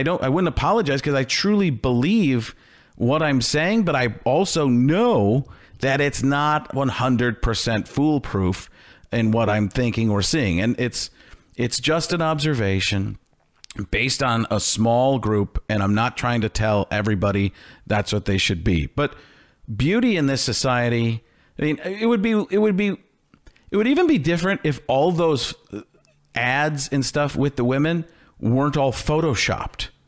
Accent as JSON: {"language": "English", "region": "Midwest", "country": "United States", "tie": "born or raised there", "said": "I grew up in the Midwest."}